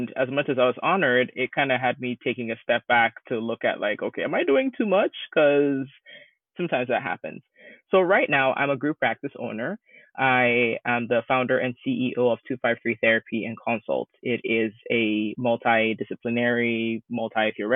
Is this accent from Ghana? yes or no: yes; Ghana; now in United States; I'm originally from Ghana, West Africa